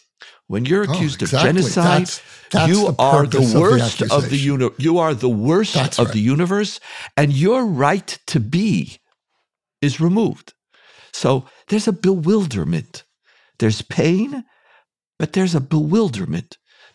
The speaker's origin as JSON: {"language": "English", "country": "Canada", "tie": "born or raised there", "also_born_or_lived": "United States / Israel", "said": "I have lived a privileged life growing up in Canada, United States, Israel."}